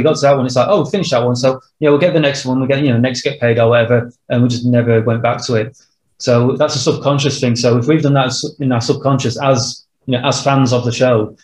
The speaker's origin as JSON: {"language": "English", "region": "Yorkshire and the Humber", "country": "United Kingdom", "said": "we're two white dudes who come from a, you know, Yorkshire mining town in, well, Yorkshire. We're not American."}